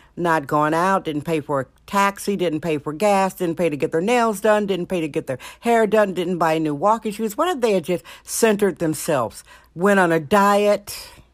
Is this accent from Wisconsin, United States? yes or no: yes; Milwaukee, Wisconsin, United States; also born or lived in California; now in San Francisco, United States; I was born in Milwaukee, Wisconsin, and lived in California more than half of my life